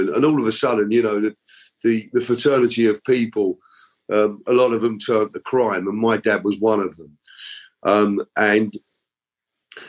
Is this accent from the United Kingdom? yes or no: yes; London, United Kingdom; I was born in London